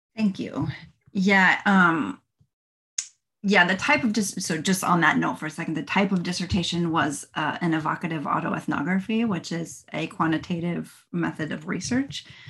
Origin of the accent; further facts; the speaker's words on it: New Jersey, United States; moved away as an adult; now in Florida, United States; I am originally from New Jersey, but I've lived in Florida for the last 20 years